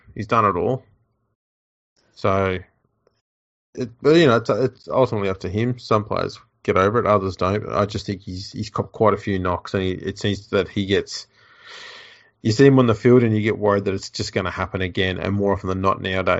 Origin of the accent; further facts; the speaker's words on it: New Zealand; I'm just a Kiwi.